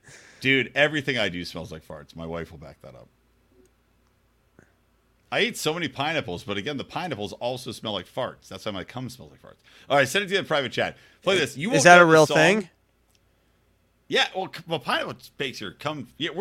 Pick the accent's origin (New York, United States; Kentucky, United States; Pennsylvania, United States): Pennsylvania, United States; Philadelphia; We're Philly, fucking Philly. No one likes us. We don't care. We're from Philly, fucking Philly.